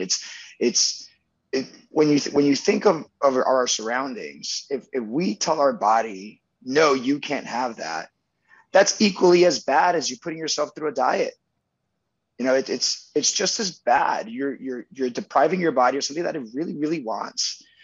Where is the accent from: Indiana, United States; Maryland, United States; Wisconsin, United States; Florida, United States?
Florida, United States; Miami; also born or lived in Venezuela / New York City; We moved in 98, 96 to Miami right after he passed away